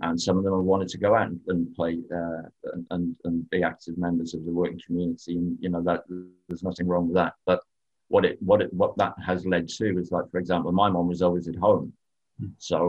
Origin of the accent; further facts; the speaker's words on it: England, United Kingdom; I'm English